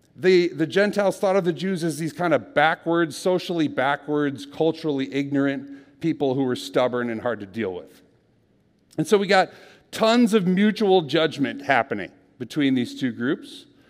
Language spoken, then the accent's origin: English; Minnesota, United States; I'm from Minnesota